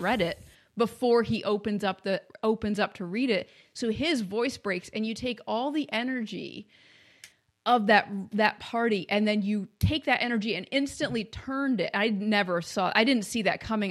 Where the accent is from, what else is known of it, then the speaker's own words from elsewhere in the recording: Maine, United States; also born or lived in Kentucky; now in Ohio, United States; I grew up in Maine